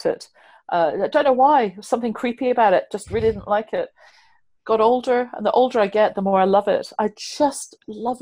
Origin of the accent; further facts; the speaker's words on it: United Kingdom; I'm so British